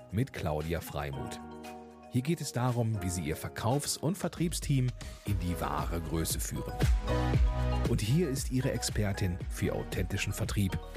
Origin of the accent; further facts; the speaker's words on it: Bremen, Germany; sonst bin ich ja als Bremer durchaus das Hamburger Wetter gewohnt.